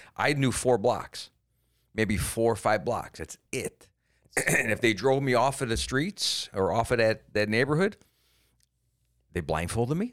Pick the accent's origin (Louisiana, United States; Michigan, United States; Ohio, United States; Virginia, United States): Ohio, United States; Cleveland; moved away; also born or lived in Germany; I came from Cleveland